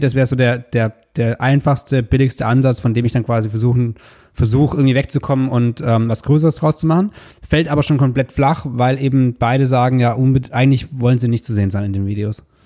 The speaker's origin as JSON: {"language": "German", "region": "Southern Germany", "country": "Germany", "said": "wir sind beide aus Süddeutschland"}